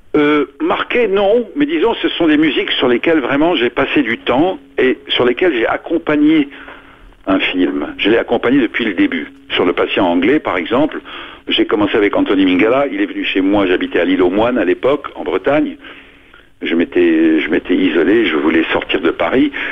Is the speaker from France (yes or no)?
no; Lebanon; moved away; je suis né au Liban et au Liban, moi, j'étais pensionnaire chez les Jésuites très tôt, à 4 ans, jusqu'à 14.